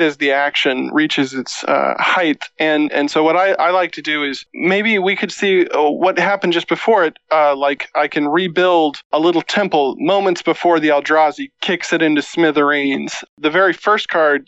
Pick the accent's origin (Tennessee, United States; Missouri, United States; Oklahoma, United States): Missouri, United States; now in Minneapolis, United States; I grew up in Missouri, like I said, and left as quickly as possible